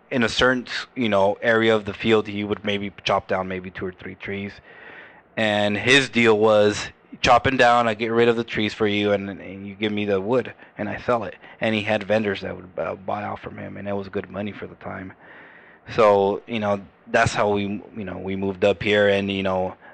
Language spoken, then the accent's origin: English; California, United States; born there; So I was I was I was born here. I was born in County Hospital. When I was 20 years old, my dad moved us all the way up to Modesto.